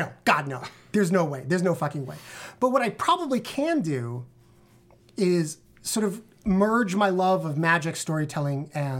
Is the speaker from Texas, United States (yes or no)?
no; New York City, New York, United States; because I grew up in the Bronx when hip-hop was born.